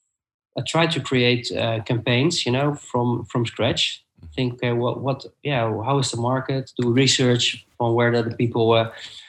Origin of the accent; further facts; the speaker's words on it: The Hague, South Holland, Netherlands; I live in The Hague and I worked in Amsterdam, and it's about 1.5 hour drive. So when my firstborn son was born, I was looking for a job nearby my hometown